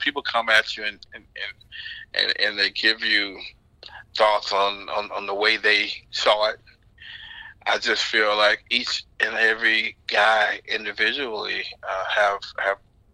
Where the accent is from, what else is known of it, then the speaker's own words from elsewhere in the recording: Florida, United States; growing up in Florida